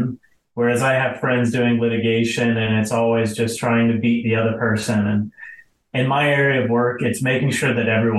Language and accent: English; Atlanta, Georgia, United States; moved away as an adult; now in South Florida, United States; I was born and raised in Atlanta. I spent 25 years there and eventually left to go to law school in Florida and been in Florida ever since